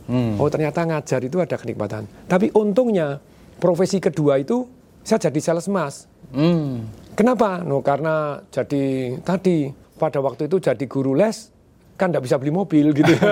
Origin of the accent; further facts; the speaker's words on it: Surakarta, Central Java, Indonesia; papa saya enggak lah kamu keluar dari Solo kan saya dari Solo.